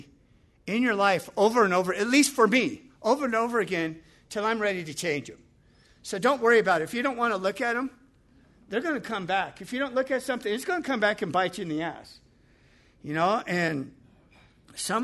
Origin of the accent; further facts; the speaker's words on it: Los Angeles, California, United States; Growing up in the Palisades